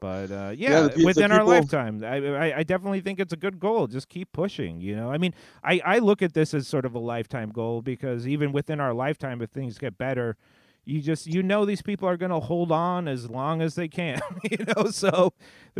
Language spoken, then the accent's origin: English; West Coast, United States; also born or lived in New York; for myself growing up in the States